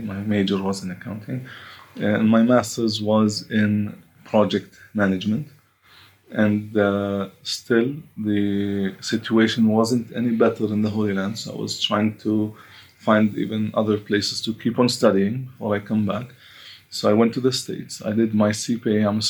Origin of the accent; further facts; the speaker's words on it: Bethlehem, West Bank, Palestine; also born or lived in Jerusalem; I was technically born in this area. I was born in Jerusalem, by the way, but I was raised in Bethlehem area. And as a Christian Palestinian, you know, and some influence of my mom being raised in Germany.